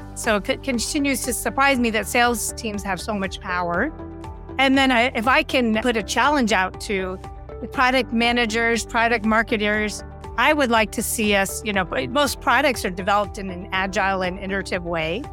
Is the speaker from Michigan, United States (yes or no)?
no; Silicon Valley, California, United States; I grew up in Silicon Valley